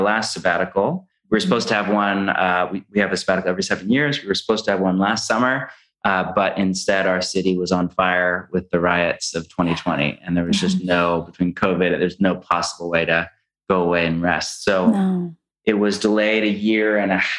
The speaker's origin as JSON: {"language": "English", "region": "California", "country": "United States", "moved": "yes", "said": "We're from California"}